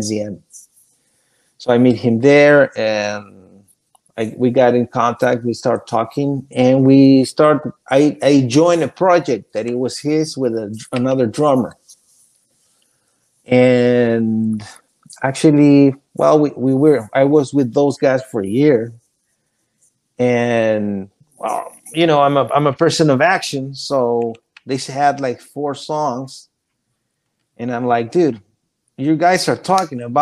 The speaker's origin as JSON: {"language": "English", "country": "Chile", "also_born_or_lived": "Florida", "second_language": "English", "moved": "as an adult", "lives_now": "Orlando, United States", "said": "I come from Chile"}